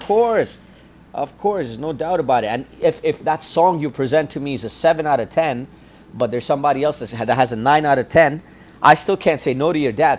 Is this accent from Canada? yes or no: yes; Toronto, Ontario, Canada; I'm from Scarborough, and so I grew up listening to ch- chutney and soca music